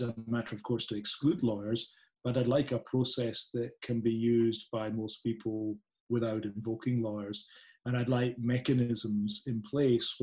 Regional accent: Scotland, United Kingdom; accent: Scottish; a Scottish accent

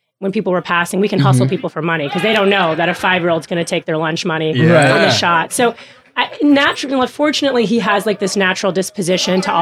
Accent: Kansas, United States; moved away; also born or lived in Bradenton, Florida; I'm originally from Kansas

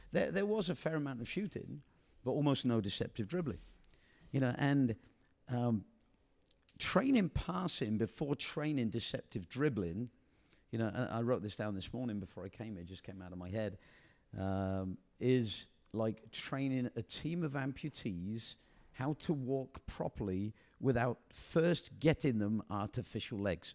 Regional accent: England, United Kingdom; moved away as an adult; now in United States; the way I was brought up in England

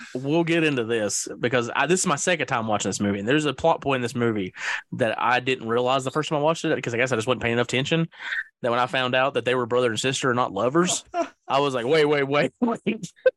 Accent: the South, United States; I'm a Southerner

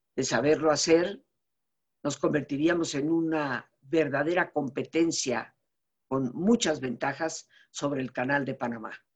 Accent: Yucatán, Mexico; Soy mexicana con una familia establecida en Yucatán desde hace más de 300 años

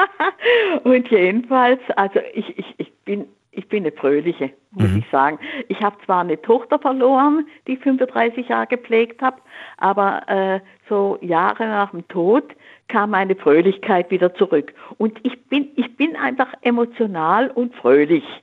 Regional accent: Swabia, Germany; ich bin in der Kriegszeit im Schwäbischen aufgewachsen.

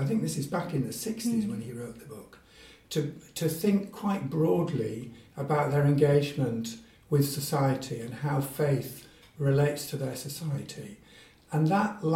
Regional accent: Yorkshire and the Humber, United Kingdom; also born or lived in Middle East / Gloucestershire / Zimbabwe / West Africa; now in Derby, United Kingdom; I actually was born and brought up in Yorkshire

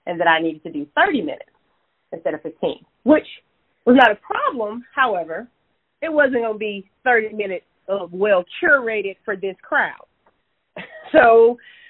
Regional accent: Bessemer, Alabama, United States; So it was actually in Bessemer, Alabama, which is a, you know, suburb of Birmingham, but it's my actual hometown.

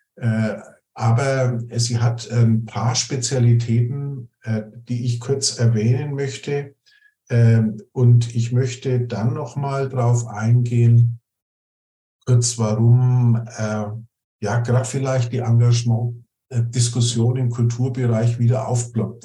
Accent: Nuremberg, Bavaria, Germany; ich komme aus Nürnberg

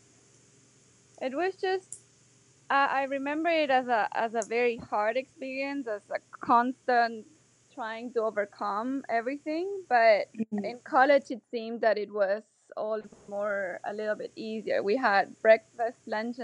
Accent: northern Argentina, Argentina; moved away as an adult; also born or lived in Germany / Buenos Aires, Argentina; now in United States; I was born in Germany, and then my parents moved to Argentina when I was young. But we lived in a small town in the middle of nowhere up north.

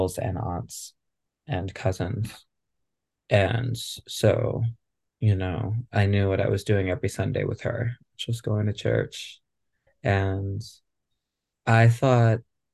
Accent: Rochester, New York, United States; now in Los Angeles, United States; I grew up in Rochester, New York, so very quintessential upstate New York community

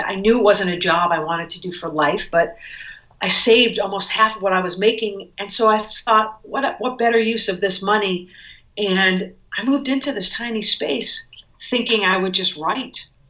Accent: Cape Cod, Massachusetts, United States; moved away as an adult; also born or lived in New York City; I grew up on Cape Cod

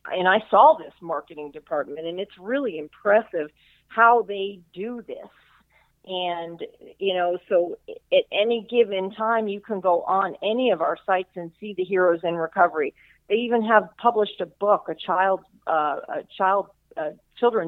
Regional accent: South Florida, United States; I am from South Florida, so I've lived here all my life.

